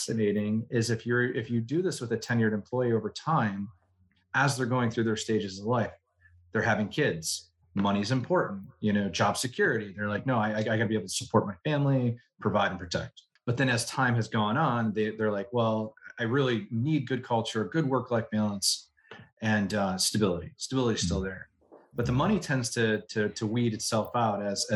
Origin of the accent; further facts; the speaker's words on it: Buffalo, New York, United States; I come from Buffalo, New York